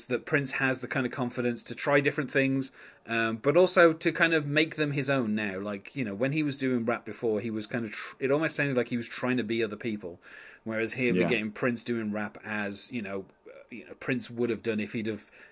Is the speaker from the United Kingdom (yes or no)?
yes; England, United Kingdom; I'm English